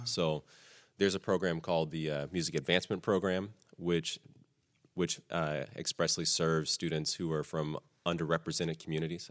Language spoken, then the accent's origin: English; Texas, United States; I grew up in Texas